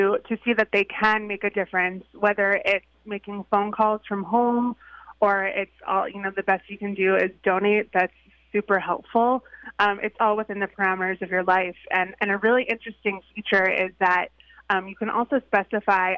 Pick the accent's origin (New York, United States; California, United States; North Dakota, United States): New York, United States; Long Island; I grew up on Long Island